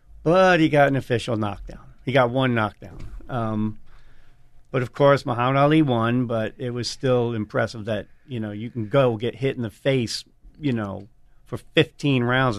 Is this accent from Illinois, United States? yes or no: no; Jersey City, New Jersey, United States; Jersey City, and Bayonne is the city right next to where I grew up.